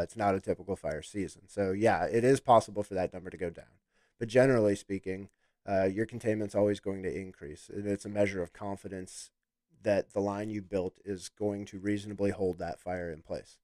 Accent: Chicago, Illinois, United States; moved away as an adult; also born or lived in Alabama / Florida Panhandle; born and raised in Chicago, Illinois

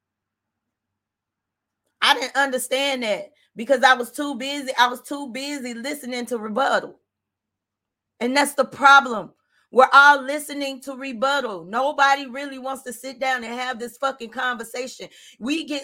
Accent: Arkansas, United States; I'm from Arkansas

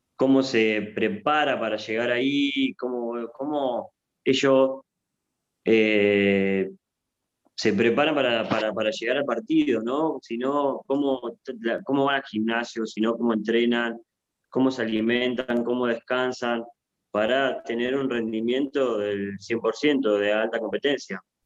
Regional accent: Argentina; yo soy de Argentina

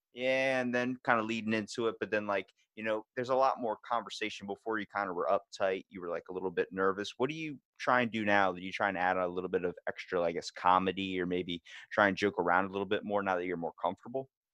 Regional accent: Maryland, United States; we're from Maryland. We are from the place that is like home of the old bay

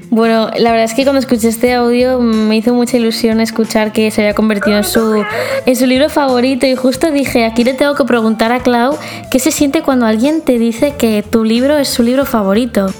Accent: Temuco, Araucanía, Chile; soy de Temuco de Chile

